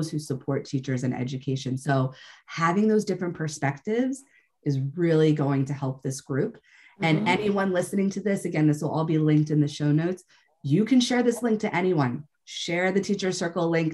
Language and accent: English; United States; as American teachers